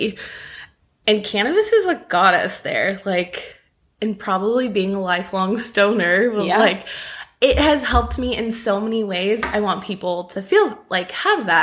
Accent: California, United States; moved away as an adult; now in Nashville, United States; I'm from California.

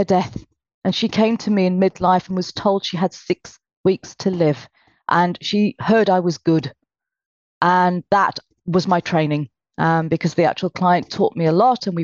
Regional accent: United Kingdom; I was born in Britain, although my parents were from Calcutta.

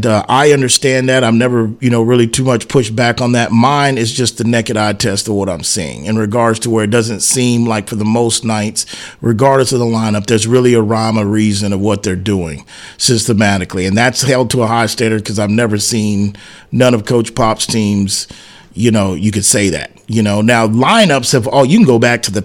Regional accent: San Antonio, Texas, United States; my hometown, me being a Spurs fan

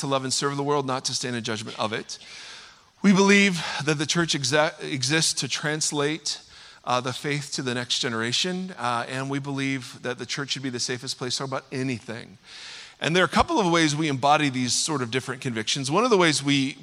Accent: Ohio, United States; now in California, United States; I'm from Ohio

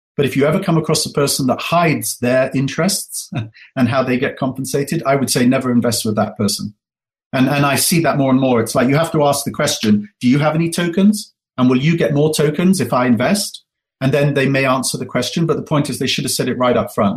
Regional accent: England, United Kingdom; moved away as an adult; now in United States; Alice and I are uh, first generation Americans and first generation wealth. So, you know, we grew up in England.

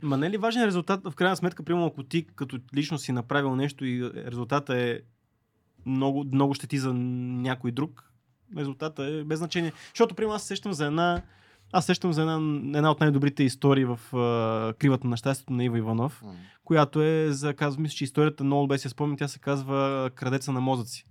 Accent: Bulgaria

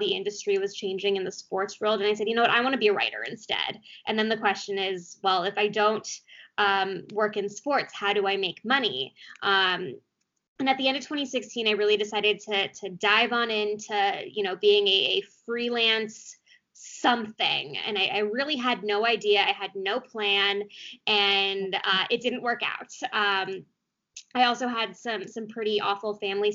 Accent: Beverly Hills, California, United States; also born or lived in Arizona; I grew up in Beverly Hills, California

